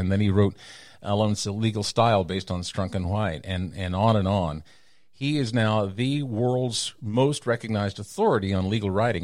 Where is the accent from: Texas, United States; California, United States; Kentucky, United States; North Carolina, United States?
Texas, United States; moved away as an adult; also born or lived in New York City / Los Angeles; I left my hometown in Texas in nineteen eighty-four, eighty-six